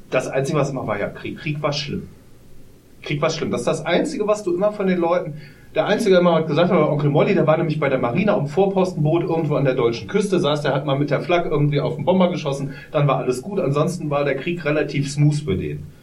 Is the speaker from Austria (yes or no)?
no; Poland; German is a second language; now in Germany; Ich dachte, ja, ist wie in meiner Heimat in Polen.